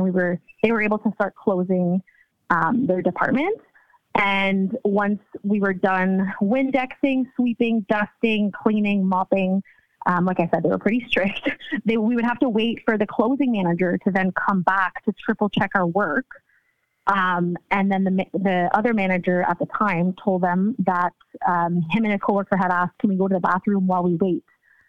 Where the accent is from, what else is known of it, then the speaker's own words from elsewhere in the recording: Ontario, Canada; Ontario, Canada.